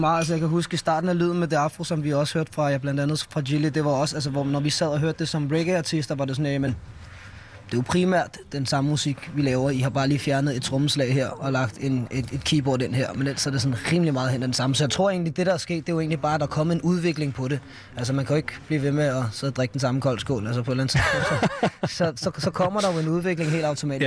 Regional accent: Allerød, Capital Region of Denmark, Denmark; Jeg er fra Nordsjælland

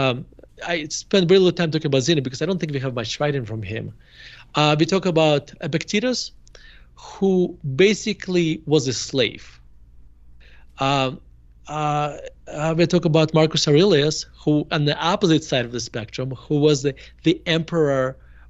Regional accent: Murmansk, Murmansk Oblast, Russia; moved away as an adult; now in United States; I grew up in Murmansk in a Jewish family. And we moved to United States in 1991. I was 18 years old.

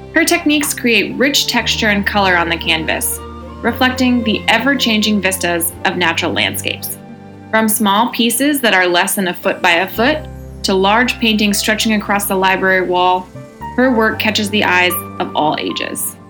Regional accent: Maine, United States; now in Northwest Florida, United States; I'm originally from Maine

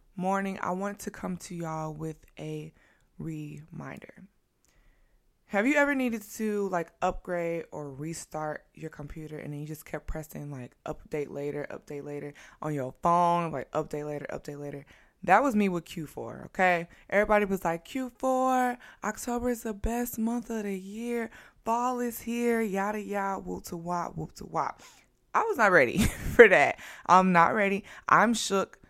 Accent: Midwest, United States; now in New York, United States; And I live in New York. I'm from the Midwest.

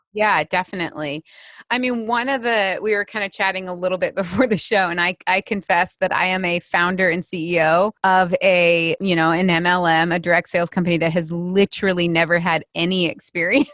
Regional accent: United States; I'm an American woman

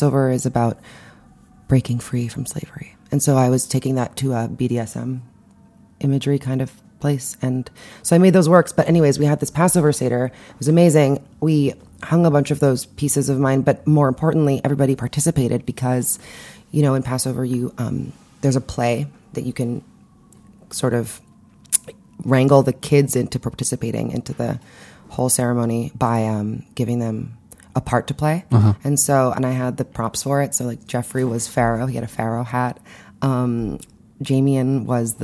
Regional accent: Montreal, Quebec, Canada; now in New York City, United States; I grew up in Montreal, and I did some Jewish-y things

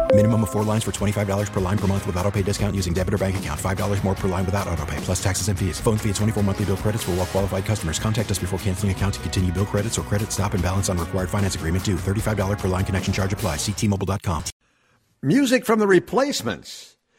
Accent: Minneapolis, Minnesota, United States; growing up in South Minneapolis as I did

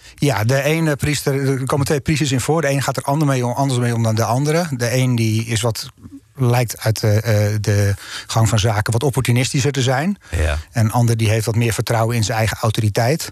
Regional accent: North Holland, Netherlands; ik ben Noord-Hollander

